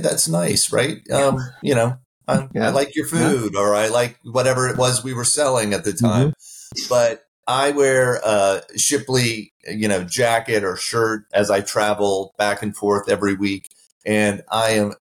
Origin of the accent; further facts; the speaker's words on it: Midwest, United States; now in Texas, United States; I grew up in the Midwest and not in Texas